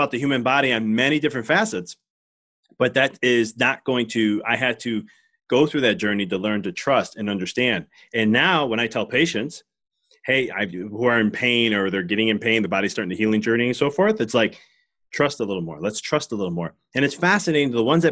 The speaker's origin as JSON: {"language": "English", "town": "Chicago", "region": "Illinois", "country": "United States", "said": "being fellow Chicagoan"}